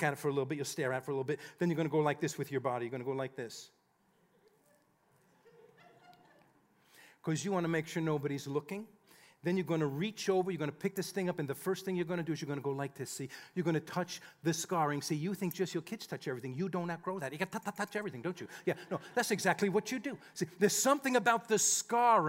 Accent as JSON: {"language": "English", "country": "United States", "tie": "born or raised there", "said": "we grew up just outside of New York City"}